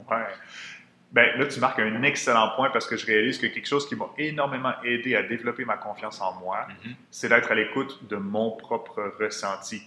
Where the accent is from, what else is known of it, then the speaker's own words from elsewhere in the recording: Quebec City, Quebec, Canada; moved away; je viens de Québec à l'origine.